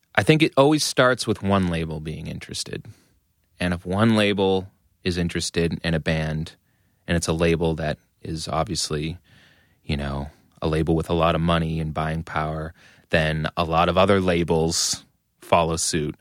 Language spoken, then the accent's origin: English; Methuen, Massachusetts, United States; I grew up in Methuen, which is a suburb of Massachusetts, uh, about a half